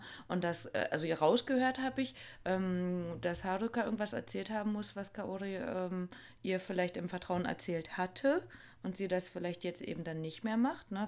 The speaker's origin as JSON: {"language": "German", "country": "Germany", "said": "bei uns in Deutschland"}